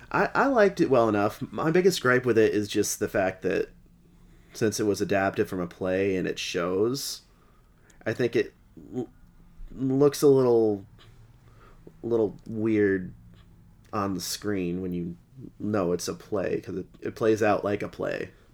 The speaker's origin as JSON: {"language": "English", "region": "Massachusetts", "country": "United States", "said": "we're all from Mass"}